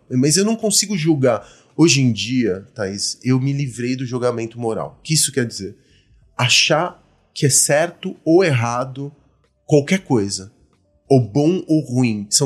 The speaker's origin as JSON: {"language": "Portuguese", "country": "Argentina", "lives_now": "Brazil", "said": "Eu sou argentino por conta da, da ditadura que a gente teve no país e tudo mais. Então aí meu pai se exilou na Argentina."}